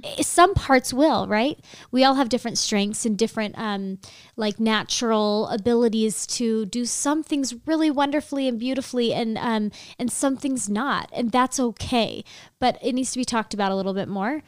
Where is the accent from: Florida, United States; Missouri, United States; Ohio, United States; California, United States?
California, United States; Sacramento; moved away as an adult; now in Utah, United States; I'm from the Sacramento area, and I moved out here for school